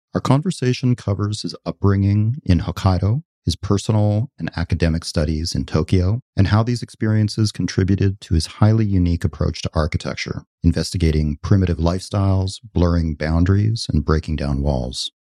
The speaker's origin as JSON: {"language": "English", "country": "Canada", "tie": "born or raised there", "moved": "as an adult", "lives_now": "Los Angeles, United States", "said": "I grew up in a very beautiful, natural place in Canada, and then I moved to Los Angeles when I was about eighteen."}